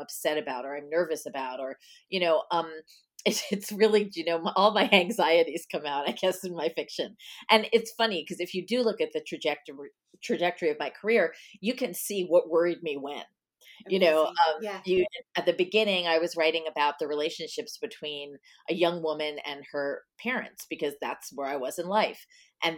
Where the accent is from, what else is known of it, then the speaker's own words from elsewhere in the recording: Nesconset, New York, United States; I grew up on Long Island.